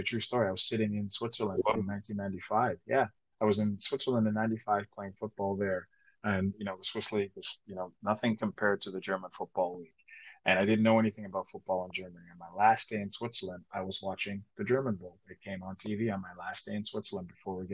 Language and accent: English; Toronto, Ontario, Canada; accent: Jamaican patois; moved away; grew up in Canada, grew up in Toronto